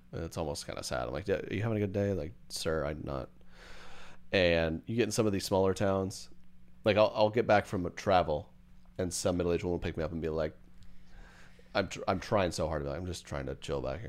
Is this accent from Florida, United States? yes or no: no; Edmond, Oklahoma, United States; my hometown, Edmond.